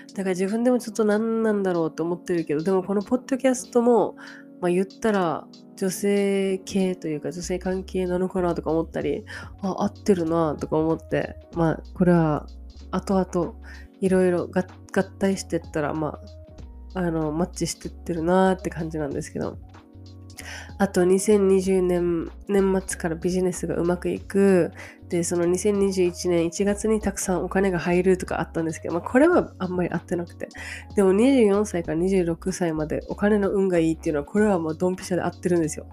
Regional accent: Japan; moved away as an adult; 最近日本に帰った

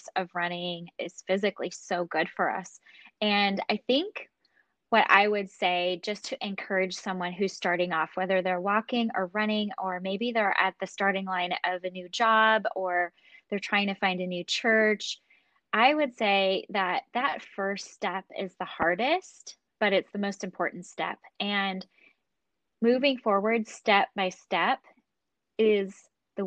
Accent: Chicago, Illinois, United States; now in Central California, United States; I grew up in Chicago. So I actually grew up in the Midwest, but I've been a California girl for almost 20 years now

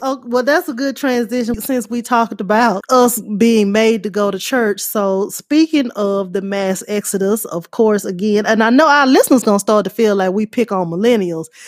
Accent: Louisiana, United States; moved away; also born or lived in California; I moved to California and I would say I'm from Louisiana

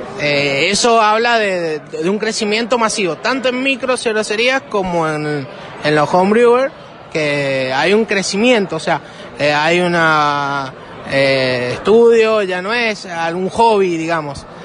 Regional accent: northern Mendoza, Argentina; nosotros somos del norte de Mendoza, en la valle. Tenemos fincas, viñedos eh, propios

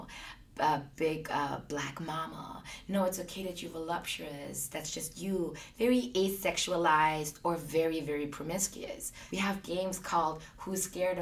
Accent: Austria; I grew up in Austria.

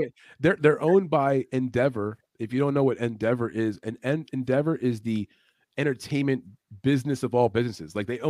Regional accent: New York City, New York, United States; if you're from the city like I am, I'm from New York City

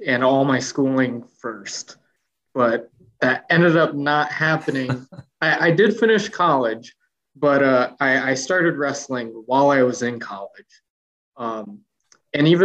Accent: United States; also born or lived in South Korea; I'm actually adopted from South Korea, and I came to America when I was 8 months old

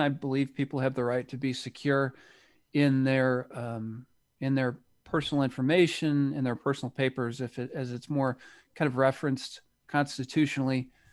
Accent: United States; people can probably tell from my accent that I, I'm from the United States

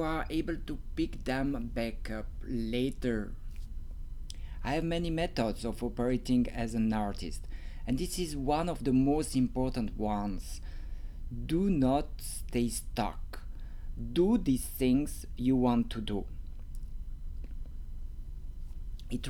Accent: Romandy, Switzerland; accent: French; English is a second language; I have a French accent, and maybe it's not really like French you are used to, because I come from Switzerland, and in Switzerland we speak

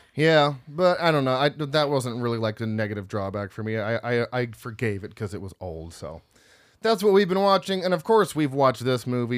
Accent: United States; I'm from America

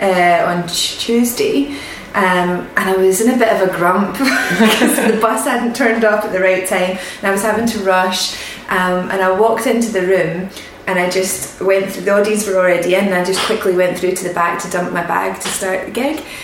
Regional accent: Greenock, Scotland, United Kingdom; also born or lived in Glasgow; now in Edinburgh, United Kingdom; I'm from Greenock originally

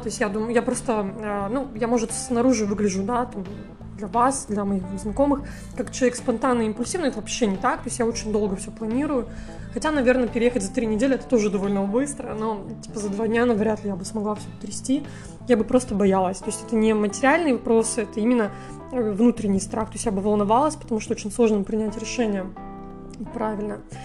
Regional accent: Russia; moved away as an adult; now in Georgia; из глубинки, кстати, из той же, из моего родного города

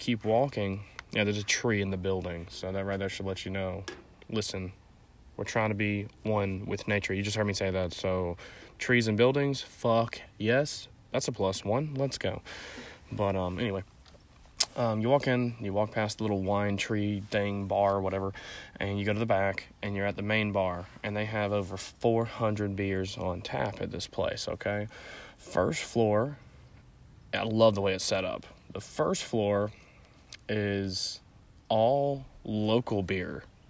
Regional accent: Florida, United States; also born or lived in Nashville; I'm from Florida, so I flew out of Jacksonville

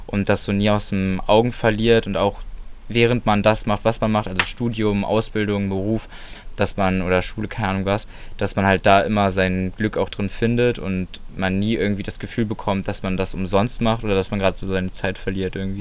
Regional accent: Solingen, North Rhine-Westphalia, Germany; mein Haus, wo ich aufgewachsen bin

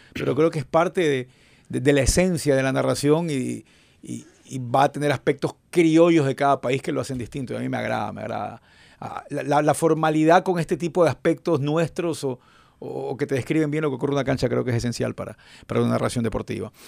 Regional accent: Ecuador; accent: Ecuadorian; tenemos un acento muy marcado. El ecuatoriano

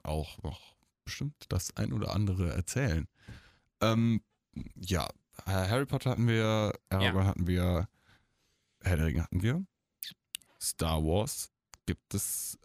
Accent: Eifel, near Monschau, North Rhine-Westphalia, Germany; ich bin ja in der Eifel aufgewachsen, in der Nähe von Monschau

